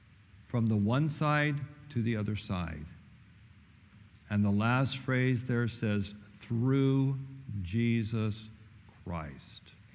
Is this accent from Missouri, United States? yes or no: yes; Missouri, United States; That's better than me, because I'm like Craig. I'm from Missouri. Show me.